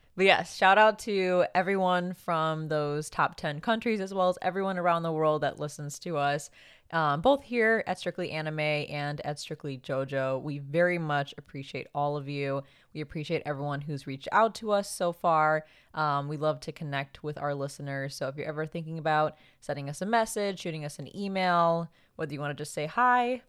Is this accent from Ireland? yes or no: no; Philippines; now in United States; we're both Filipino